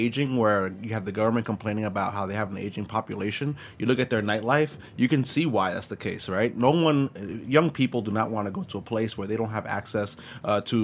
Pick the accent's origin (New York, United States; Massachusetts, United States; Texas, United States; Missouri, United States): New York, United States; New York City; I grew up in East New York, one of the most disinvested neighborhoods in the city of New York